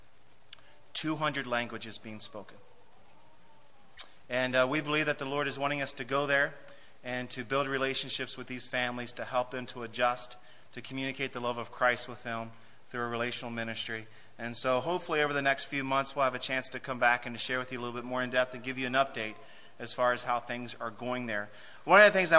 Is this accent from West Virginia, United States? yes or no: yes; West Virginia, United States; moved away as an adult; now in Germany; West Virginia, that's my home. That's where I was born and raised and spent the first 26 years of my life